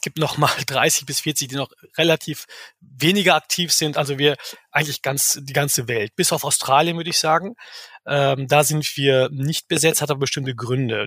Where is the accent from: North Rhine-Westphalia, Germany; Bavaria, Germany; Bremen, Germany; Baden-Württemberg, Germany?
North Rhine-Westphalia, Germany; Bielefeld; also born or lived in Istanbul; Geboren in Istanbul, aber aufgewachsen in Bielefeld. Ich war acht Monate alt ungefähr, als ich nach Bielefeld kam